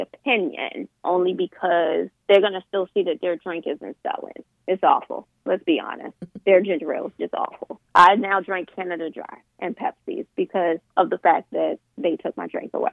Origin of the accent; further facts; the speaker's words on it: Westmoreland County / King George County, Virginia, United States; My family is from Westmoreland County, and then I moved to King George. So I went to Washington District as my elementary school, and then I moved to King George in middle school.